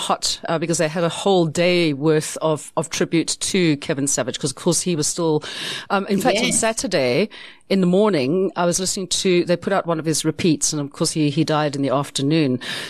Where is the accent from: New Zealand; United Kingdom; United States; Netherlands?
United Kingdom; because we like to talk about the weather because essentially we're British and that's what we do.